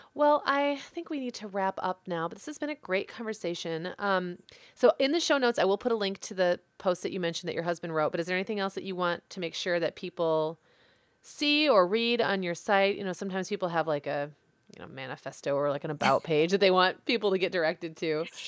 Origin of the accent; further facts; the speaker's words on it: Midwest, United States; I'm from the Midwest